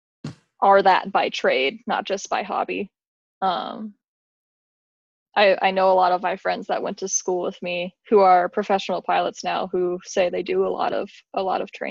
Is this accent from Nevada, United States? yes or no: yes; Las Vegas, Nevada, United States; moved away as an adult; now in Michigan, United States; I grew up in Las Vegas, Nevada